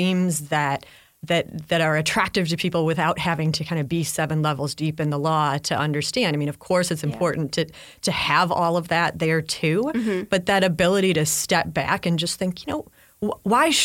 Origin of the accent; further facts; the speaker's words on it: Chicago, Illinois, United States; I grew up in Chicago